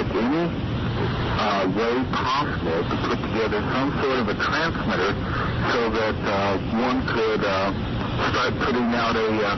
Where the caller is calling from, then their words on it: Las Vegas, Nevada, United States; Las Vegas.